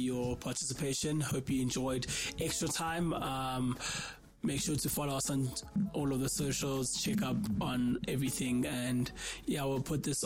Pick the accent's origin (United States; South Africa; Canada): South Africa; I'm from South Africa